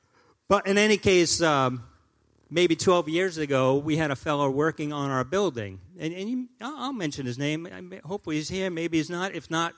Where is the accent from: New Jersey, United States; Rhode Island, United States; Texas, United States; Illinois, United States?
Rhode Island, United States; Providence; I grew up in South Providence, Elmwood, South Providence section, and the streets were wide, the homes were nice and everything. And, you know, it was kind of a tough place.